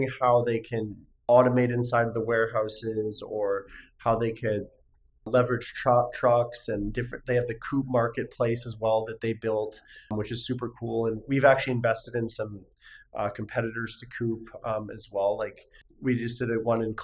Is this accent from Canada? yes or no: yes; North Vancouver, British Columbia, Canada; moved away as an adult; now in Sunnyvale, United States; I was born and raised in North Vancouver